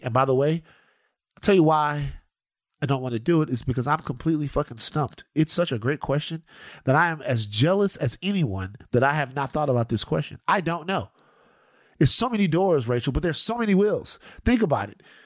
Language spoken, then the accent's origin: English; United States; We're American. Like, we're American